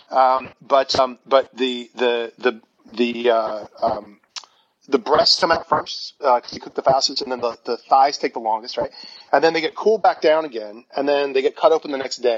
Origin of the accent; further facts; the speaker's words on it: the South, United States; because I grew up in the South, so fried chicken, you know